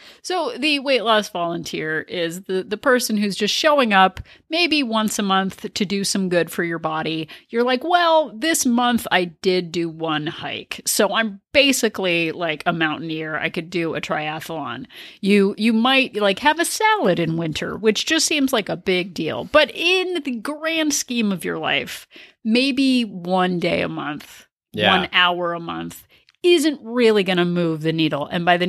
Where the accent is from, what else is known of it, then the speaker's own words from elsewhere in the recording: Denmark; born there; Well, I was born in Denmark, so it's probably had something to do with me. Have I told you I was born overseas?